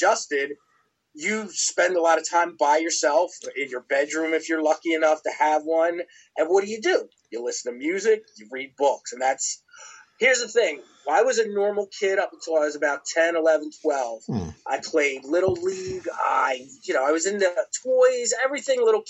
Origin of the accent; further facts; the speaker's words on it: Philadelphia, Pennsylvania, United States; moved away as an adult; also born or lived in the South (US); what I grew up with in Philadelphia